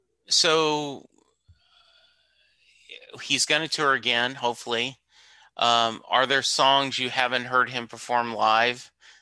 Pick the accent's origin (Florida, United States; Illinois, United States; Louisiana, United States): Louisiana, United States; I'm from Louisiana, and so therefore I love that version of the song.